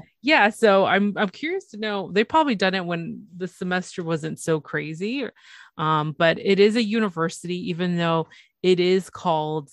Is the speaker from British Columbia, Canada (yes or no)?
no; Toronto, Ontario, Canada; it's Toronto. It's my it's my hometown.